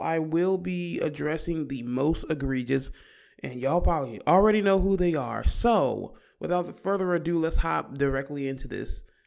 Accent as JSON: {"language": "English", "region": "Virginia", "country": "United States", "said": "We're from Virginia"}